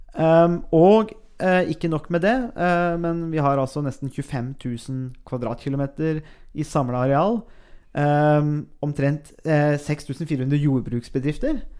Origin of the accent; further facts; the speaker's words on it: Buskerud, Norway; jeg er jo fra Buskerud